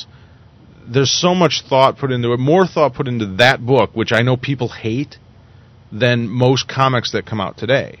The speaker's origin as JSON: {"language": "English", "country": "United States", "said": "as an American"}